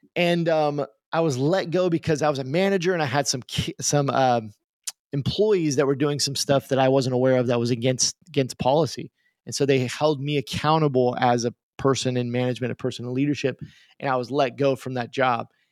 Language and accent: English; Tulsa, Oklahoma, United States; also born or lived in Tucumcari, New Mexico; I live in Tulsa, Oklahoma. I grew up here in Tulsa, Oklahoma, uh, for most of my life.